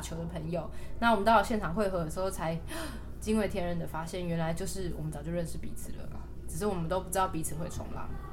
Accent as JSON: {"language": "Chinese", "region": "Taipei", "country": "Taiwan", "tie": "born or raised there", "also_born_or_lived": "Hualien", "said": "虽然我在台北长大啦"}